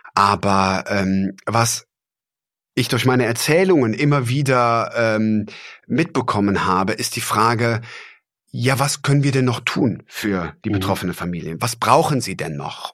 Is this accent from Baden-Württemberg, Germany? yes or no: no; Traben-Trarbach, Rhineland-Palatinate, Germany; ich bin ja an der Mosel groß geworden in Traben-Trabach